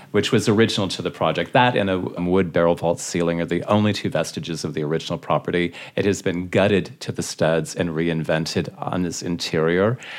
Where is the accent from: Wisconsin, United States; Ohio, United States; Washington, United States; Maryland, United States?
Washington, United States; Seattle; moved away as an adult; also born or lived in Beverly Hills / Dallas; growing up in Seattle, I mean, Seattle's an amazing city